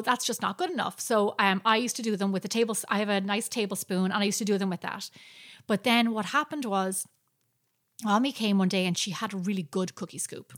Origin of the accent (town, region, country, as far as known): Ireland; moved away